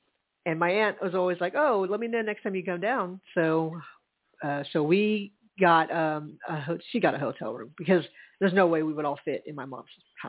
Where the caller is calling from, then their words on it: Charleston, South Carolina, United States; Well, I am calling in from Charleston. I'm at a hotel.